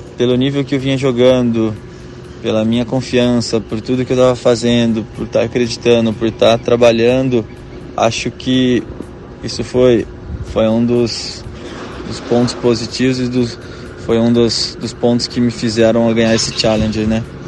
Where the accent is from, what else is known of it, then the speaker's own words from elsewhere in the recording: Caraguatatuba, São Paulo, Brazil; now in Itajaí, Brazil; eu sou de Caraguatatuba